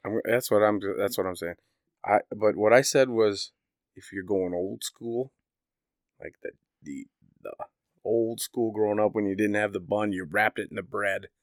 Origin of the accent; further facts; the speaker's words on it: Indiana, United States; I grew up in Indiana